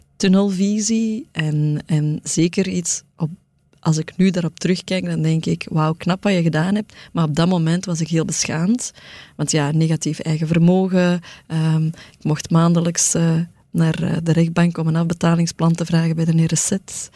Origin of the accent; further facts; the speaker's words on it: Antwerp, Flanders, Belgium; ik kom van het Kiel, ehm, uit een arbeidersgezin